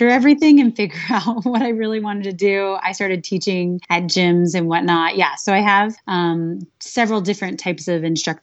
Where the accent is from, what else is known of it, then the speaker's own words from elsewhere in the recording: California, United States; now in Phoenix, United States; I live in Phoenix, Arizona, but I'm originally from California